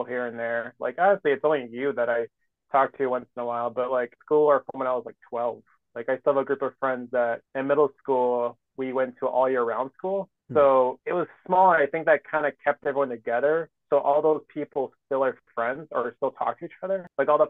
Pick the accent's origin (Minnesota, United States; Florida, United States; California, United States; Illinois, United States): Minnesota, United States; Cottage Grove; I grew up in Cottage Grove